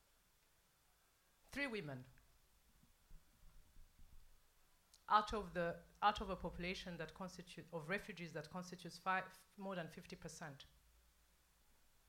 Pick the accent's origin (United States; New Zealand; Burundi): Burundi; born or raised there